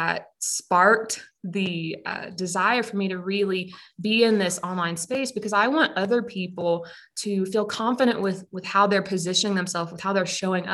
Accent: Pensacola, Florida, United States; moved away; I'm originally from Pensacola, Florida. And growing up, I attended a private school

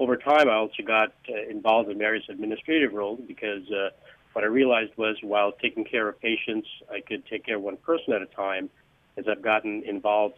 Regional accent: Northeast, United States; moved away as an adult; now in Palm Beach area, United States; I grew up in the Northeast

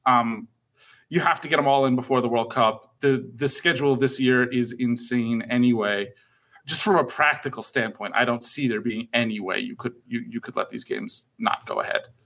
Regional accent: United States; I'm American

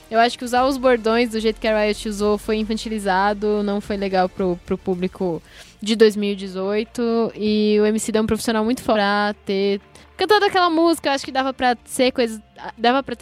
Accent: São Paulo, Brazil; como corintiana, né, querendo ou não, e como é, nascida e crescida na Zona Leste

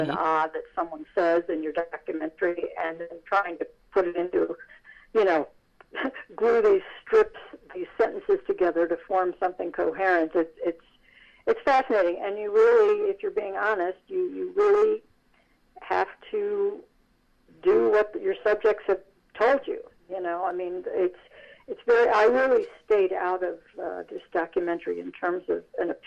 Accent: Irvington, New York, United States; my hometown of Irvington, New York

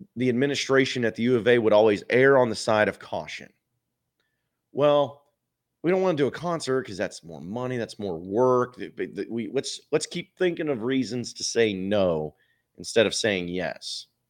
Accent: Fayetteville, Arkansas, United States; I grew up in Fayetteville.

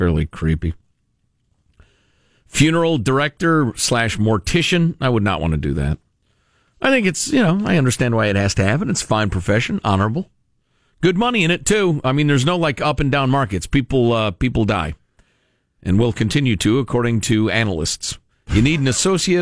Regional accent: Illinois, United States; moved away; I grew up in Illinois

